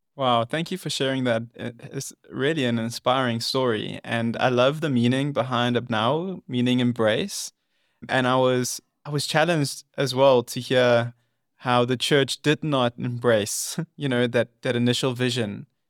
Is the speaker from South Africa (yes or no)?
yes; South Africa; my home country